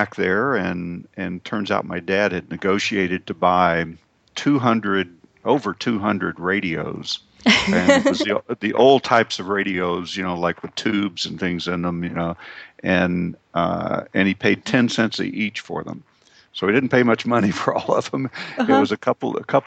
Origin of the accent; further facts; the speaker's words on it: Oklahoma, United States; I grew up in Oklahoma